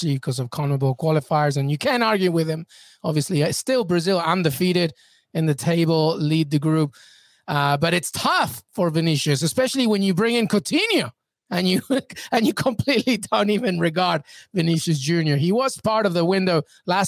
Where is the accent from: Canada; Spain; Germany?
Spain; first language Spanish; English is a second language; I am Spanish, if you remember. Yeah, so it is my first language